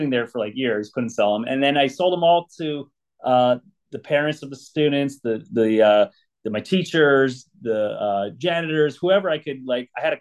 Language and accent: English; Los Angeles, California, United States; I grew up here, born and raised in Southern California and Los Angeles, specifically the San Fernando Valley